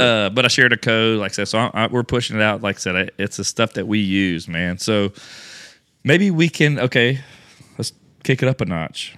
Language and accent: English; Louisiana, United States; I'm from Louisiana